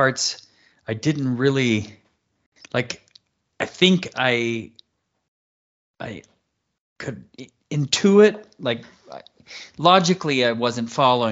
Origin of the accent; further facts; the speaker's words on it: Osburn, Idaho, United States; I grew up in North Idaho.